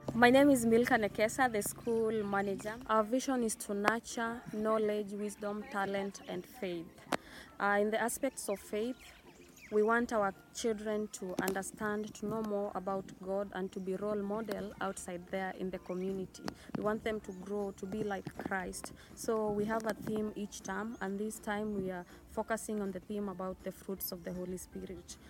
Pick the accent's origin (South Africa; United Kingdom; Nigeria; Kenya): Kenya; Growing up in Kenya